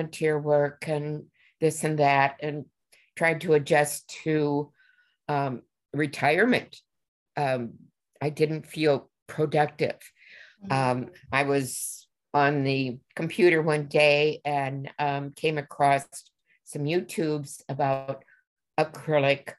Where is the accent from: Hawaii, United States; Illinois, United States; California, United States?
Illinois, United States; now in Minnesota, United States; born and raised in Illinois and have lived in Minnesota seemingly forever.